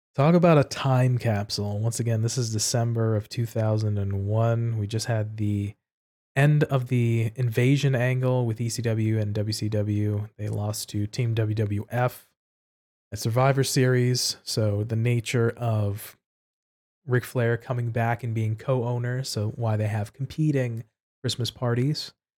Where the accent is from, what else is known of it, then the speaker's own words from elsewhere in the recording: New York City, New York, United States; I was born and raised in New York City